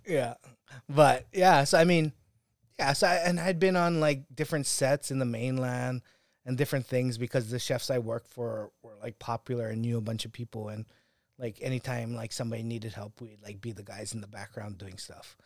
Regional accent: Hawaii, United States; moved away as an adult; growing up in Hawaii

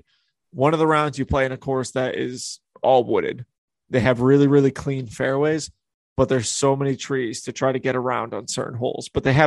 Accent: New England, United States; But I grew up in the New England area. I grew up playing wooded disc golf because there's so many woods out there.

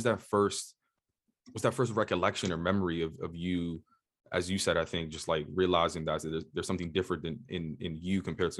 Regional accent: New York City, New York, United States; also born or lived in Boston; I grew up in New York City, and you know, growing up in the projects in, you know, low income family

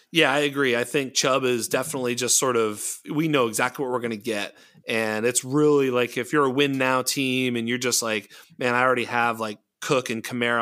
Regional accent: Boston, Massachusetts, United States; I'm from Boston

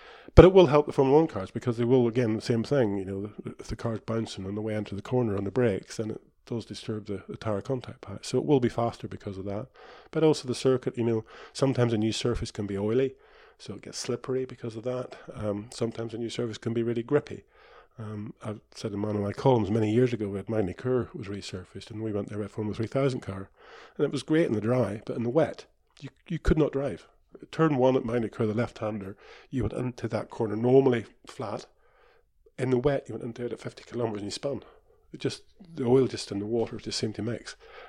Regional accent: Kirkistown, Northern Ireland, United Kingdom; But, you know, I come from Kirkeston, and we never had a smooth surface at Kirkeston, so it never rains in Ireland anyway.

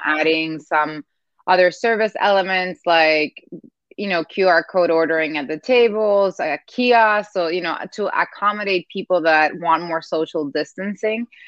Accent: Dominican Republic; moved away; I grew up in Dominican Republic. Part of my family is Cuban

